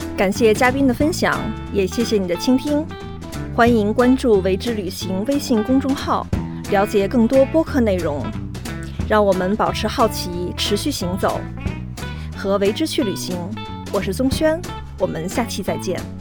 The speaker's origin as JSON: {"language": "Chinese", "region": "Beijing", "country": "China", "said": "作为我也是一个北京人"}